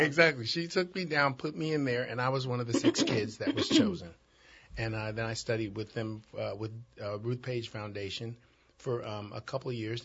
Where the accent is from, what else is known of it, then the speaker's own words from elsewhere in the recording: Chicago, Illinois, United States; I grew up in Chicago, Chicago's inner city